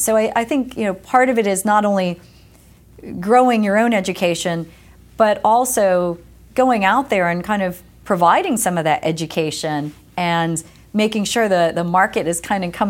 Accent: East Coast, United States; born or raised there

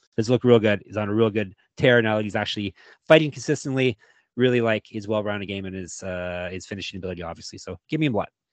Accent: Canada

